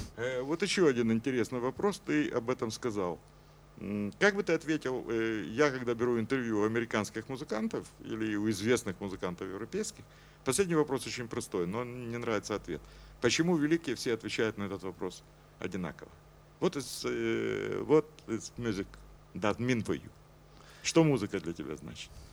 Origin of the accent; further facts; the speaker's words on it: Kyiv, Ukraine; я киевлянин, и что я из Украины